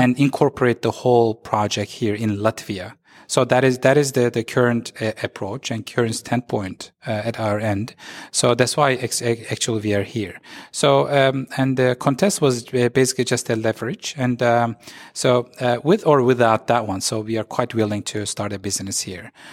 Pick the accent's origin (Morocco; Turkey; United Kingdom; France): Turkey; also born or lived in Istanbul; I'm, uh, based in Istanbul. I'm from Turkey.